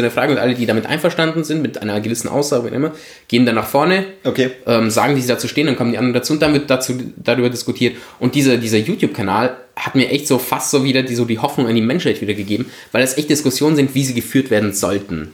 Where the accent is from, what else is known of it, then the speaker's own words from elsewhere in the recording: Germany; moved away as an adult; also born or lived in Italy; now in Vienna, Austria; ich ja als Italiener in Deutschland aufgewachsen bin